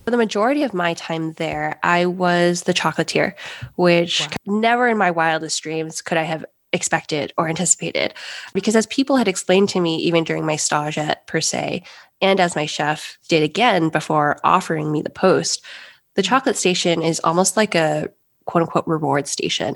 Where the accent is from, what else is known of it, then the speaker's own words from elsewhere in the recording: Los Angeles, California, United States; moved away as an adult; also born or lived in St. Louis, Missouri / Rome / Paris / Hong Kong; I grew up in Los Angeles